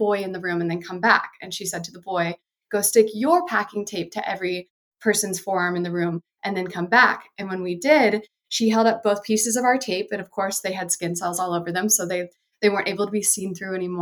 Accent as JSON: {"language": "English", "region": "the Bible Belt", "country": "United States", "tie": "born or raised there", "said": "I grew up in the Bible Belt in the 90s"}